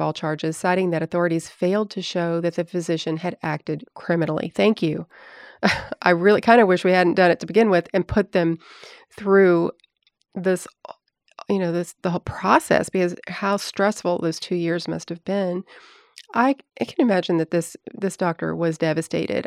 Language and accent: English; Tennessee, United States; I'm from Tennessee, but I'm not from that area.